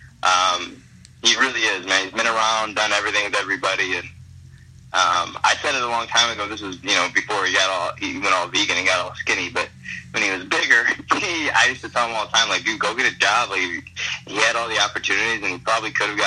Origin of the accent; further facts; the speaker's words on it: Detroit, Michigan, United States; In Michigan, especially where I'm from Detroit